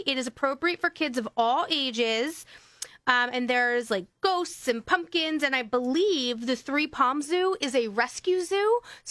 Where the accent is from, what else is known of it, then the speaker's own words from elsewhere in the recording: Bellefonte, Delaware, United States; I grew up in Bellefonte.